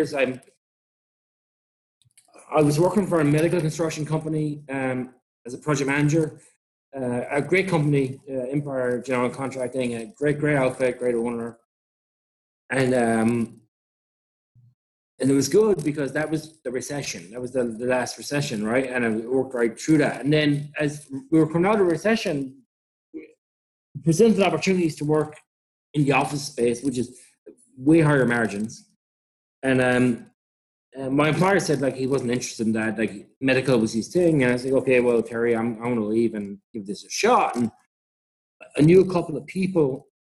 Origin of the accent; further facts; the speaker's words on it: Ireland; moved away as an adult; now in New York, United States; being Irish and being white